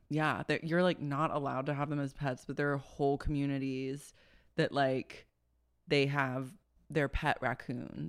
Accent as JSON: {"language": "English", "town": "Oklahoma City", "region": "Oklahoma", "country": "United States", "tie": "born or raised there", "said": "I grew up in Oklahoma City, we battled raccoons all the time"}